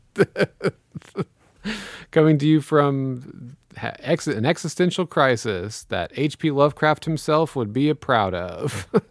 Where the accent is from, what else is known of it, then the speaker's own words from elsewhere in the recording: Missouri, United States; I'm from Missouri